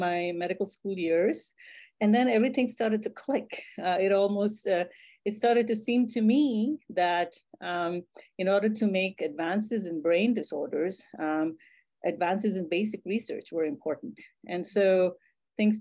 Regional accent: India; moved away as an adult; I was raised in India

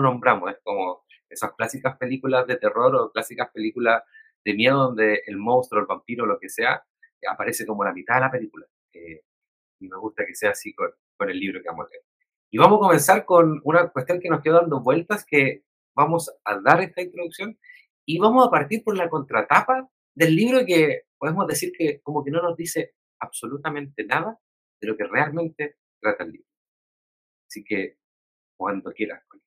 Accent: Chile; nos sucede a nosotras y nosotros como chilenos y chilenas

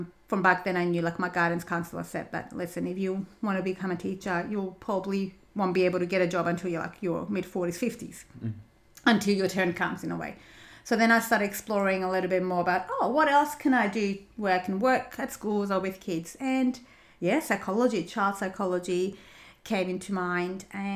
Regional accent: Cyprus; English is a second language; moved away as an adult; also born or lived in United States; now in Australia; So I grew up in Cyprus. I was born and raised in Cyprus.

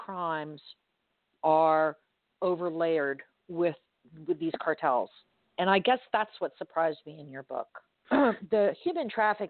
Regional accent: Miami, Florida, United States; I grew up in Miami and there was a huge drug influence during the 70s and 80s.

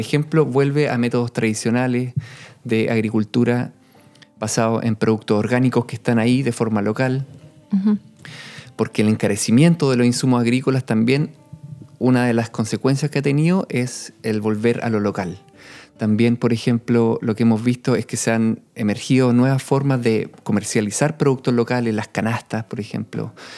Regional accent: Chile; cuando yo volví el año 2015 a Chile

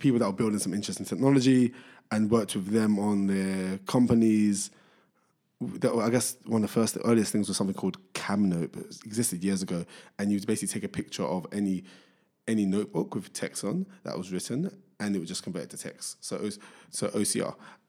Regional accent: Barking and Dagenham, London, United Kingdom; born there; I was born in Barking and Dagenham. So that's the London borough of Barking and Dagenham, which people don't consider to be London, who live in London, but people from there, half the people claim it's East London, the other half claim it's Essex.

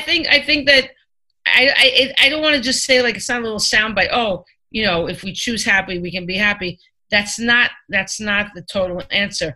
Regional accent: Five Towns, New York, United States; I grew up in the Five Towns, which is pretty wealthy

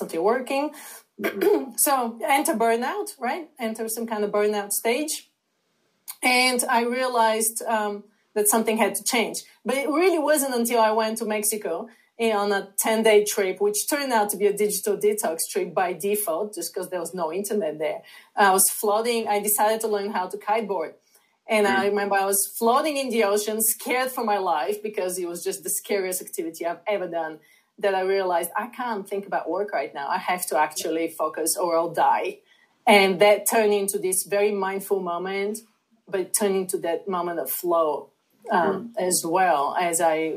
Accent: Bulgaria; moved away as an adult; now in United States; I'm originally from Bulgaria. I came to the United States to pursue my master's degree in international marketing

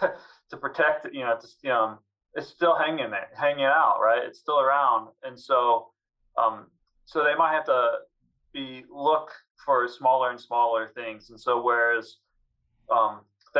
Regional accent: Southwest Missouri, United States; when I was growing up in Southwest Missouri

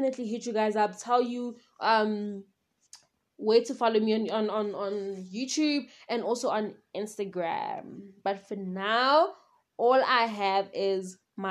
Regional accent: South Africa; I am from South Africa

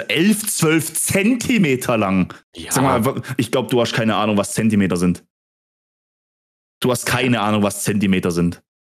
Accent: Germany; Ich bin Deutscher.

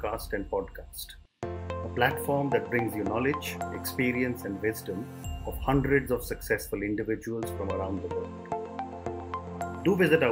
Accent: India; as an Indian, as a Hindu

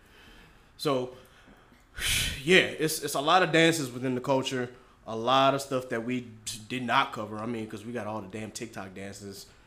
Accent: South Carolina, United States; I'm from South Carolina

